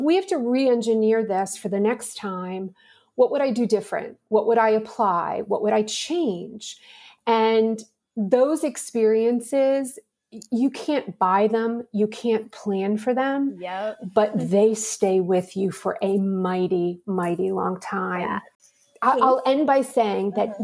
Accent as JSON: {"language": "English", "town": "Pittsburgh", "region": "Pennsylvania", "country": "United States", "tie": "born or raised there", "said": "I'm from Pittsburgh, Pennsylvania, and I always tell people it was a wonderful city to grow up"}